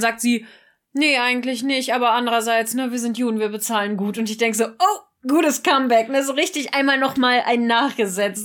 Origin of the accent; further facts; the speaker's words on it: Germany; wir als Deutsche